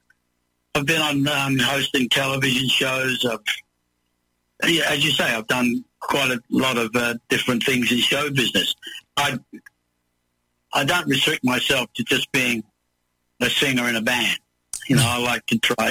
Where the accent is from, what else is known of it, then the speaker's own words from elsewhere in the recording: Elizabeth, South Australia, Australia; also born or lived in England; I was growing up in Adelaide, in a satellite town of Adelaide called Elizabeth